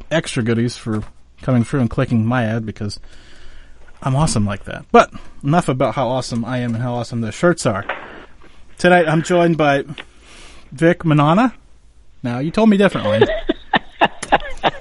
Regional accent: Western Pennsylvania, United States; I'm also from Western Pennsylvania

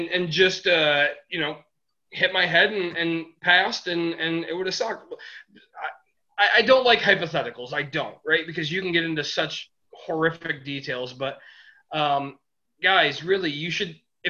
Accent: Michigan, United States; we're all from Michigan

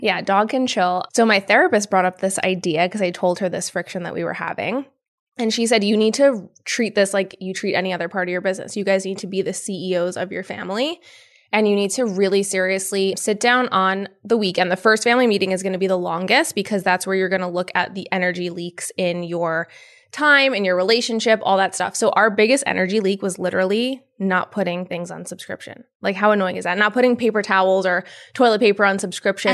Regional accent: Yonkers, New York, United States; Born and raised in Yonkers

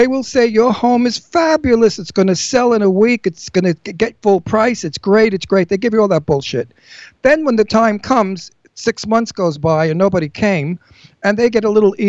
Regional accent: New York City, New York, United States; I'm Italian from Brooklyn

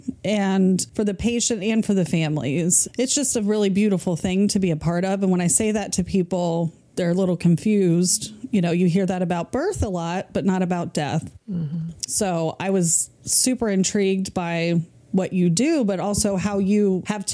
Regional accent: Virginia, United States; now in Florida, United States; I'm from Virginia

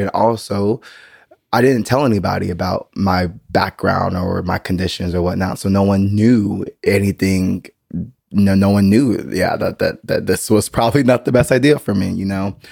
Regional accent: United States; now in Berlin, Germany; I am still an American

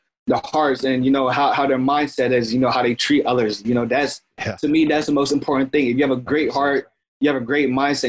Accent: Florence, United States; also born or lived in St. Joseph, Missouri; You know, I was born in Missouri, St. Joseph, Missouri, moved to Florence, which, you know, technically, quote, is kind of where I'm at, is like the hood a lot.

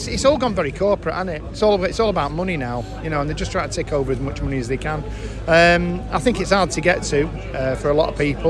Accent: Urmston, North West England, United Kingdom; born or raised there

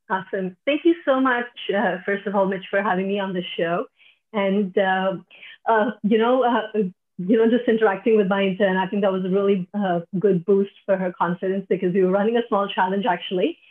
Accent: Delhi, India; moved away as an adult; now in Singapore; I'm originally from India, from Delhi

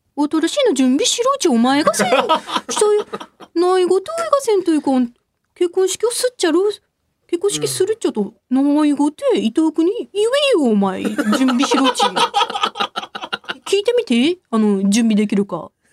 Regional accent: Kobayashi, Miyazaki, Japan; moved away; 私の地元宮崎県小林市

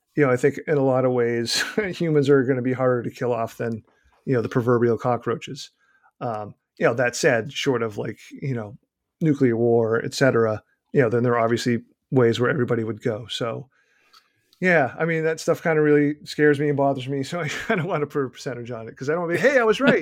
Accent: Boston, Massachusetts, United States; accent: Boston; my innate Boston accent

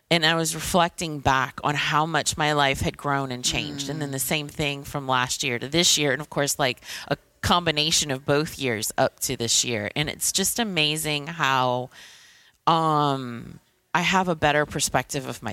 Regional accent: Thibodaux, Louisiana, United States; now in New Orleans, United States; I'm originally from Thibodaux, Louisiana, but I live in New Orleans

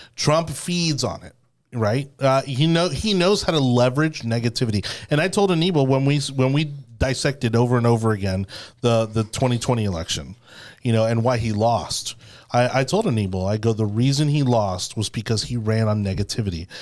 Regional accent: Miami, Florida, United States; I keep wanting to say A one A 'cause I'm from Miami.

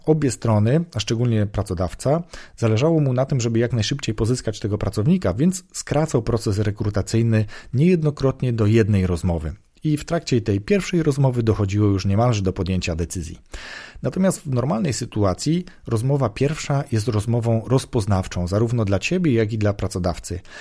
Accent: southern Poland, Poland; pochodzę z południa Polski

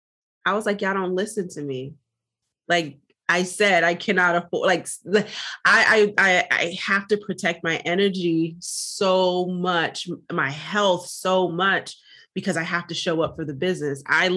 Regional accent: Jamaica; As a Jamaican, we're often taught, you know, don't talk your business, don't speak your business, keep everything to yourself and in your family, and that's it.

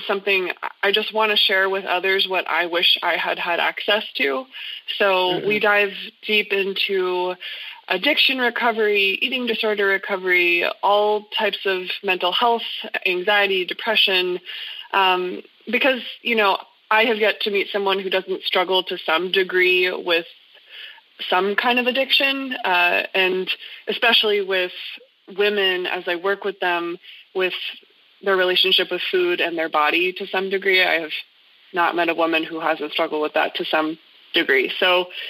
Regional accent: New Hampshire, United States; now in Greenville, United States; I'm originally from New Hampshire

